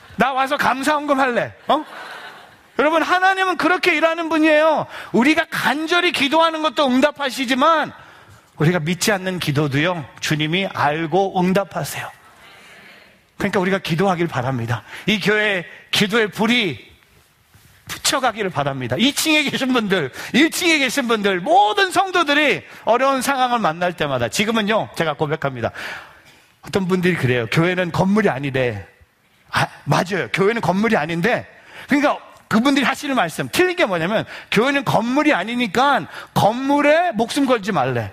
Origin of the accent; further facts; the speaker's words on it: South Korea; now in New Jersey, United States; 저는 어렸을 때 한국에서 감리교에서 자랐기 때문에